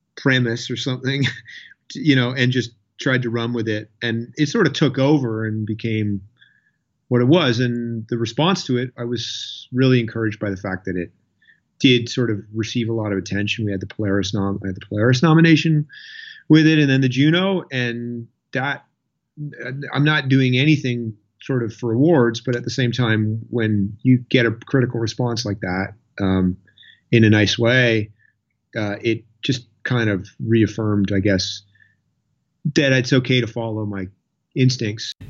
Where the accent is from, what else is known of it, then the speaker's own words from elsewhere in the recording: Lunenburg, Nova Scotia, Canada; also born or lived in Halifax, Nova Scotia; I grew up down in Lunenburg, Nova Scotia. Uh, I've lived in Nova Scotia my whole life. Um, and I was there till I was 12, pretty much from the age four to 12. And then we moved to Halifax